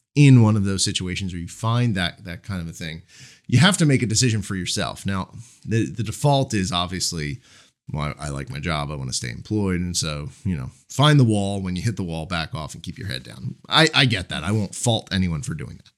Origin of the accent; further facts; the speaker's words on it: Marlton, New Jersey, United States; The first Commerce Bank, uh, branch was actually in my, uh, in my hometown. It was, they, they're, they were headquartered in, in Cherry Hill, New Jersey. And the first one was, their first chain was actually in Marlton.